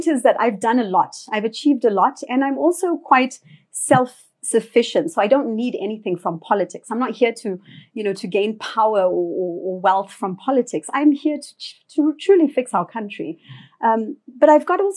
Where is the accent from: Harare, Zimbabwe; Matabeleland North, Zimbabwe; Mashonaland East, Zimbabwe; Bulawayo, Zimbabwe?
Harare, Zimbabwe; I was born in Harare.